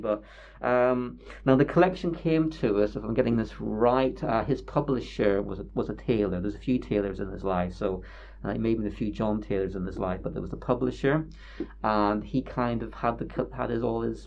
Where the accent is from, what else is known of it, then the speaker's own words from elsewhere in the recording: Bangor, Northern Ireland, United Kingdom; now in Northampton, United Kingdom; I come from Bangor in Northern Ireland.